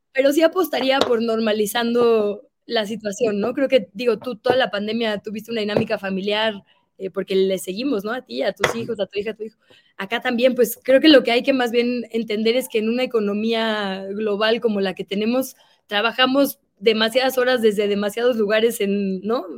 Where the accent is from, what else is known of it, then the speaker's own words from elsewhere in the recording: Monterrey, Nuevo León, Mexico; yo soy de Monterrey